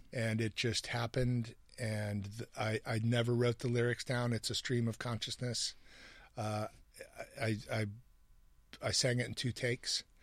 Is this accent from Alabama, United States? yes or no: no; Hamilton, Ohio, United States; when I was a kid growing up in Hamilton, Ohio